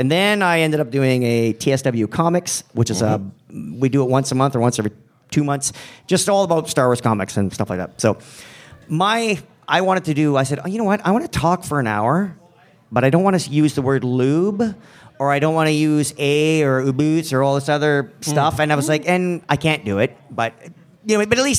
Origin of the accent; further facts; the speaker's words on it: Canada; now in Chicago, United States; Okay, and it's not because I'm Canadian and I have to be overly polite. Well, legally we have to be, but... I'm in Chicago, so I can be an asshole if I want to, apparently.